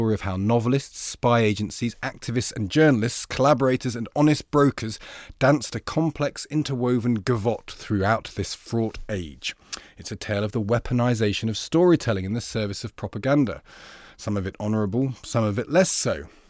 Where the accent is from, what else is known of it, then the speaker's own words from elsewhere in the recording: England, United Kingdom; I'm from the Midlands and I had it.